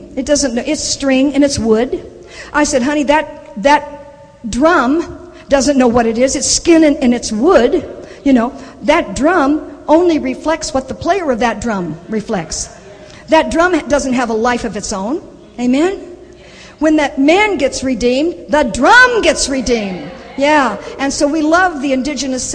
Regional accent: the South, United States; I'm from the South, we have a lot of bubbas, a lot of good old boys

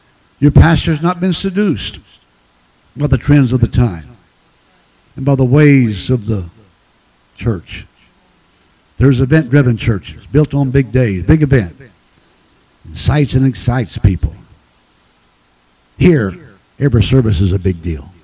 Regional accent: Branson, Missouri, United States; I'm from Branson. I talk fast.

